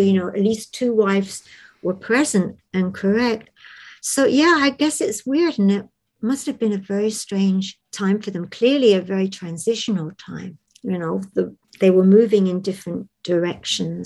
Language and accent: English; London, United Kingdom; I was born and raised in London